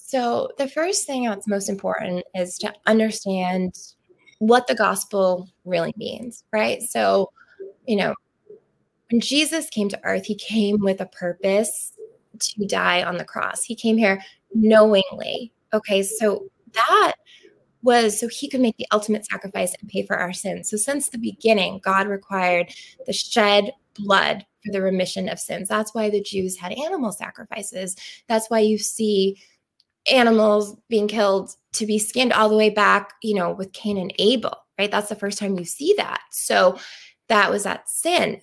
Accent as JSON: {"language": "English", "town": "Pembroke", "region": "Massachusetts", "country": "United States", "also_born_or_lived": "Plymouth, Massachusetts", "said": "am originally from Pembroke and now um, from Plymouth"}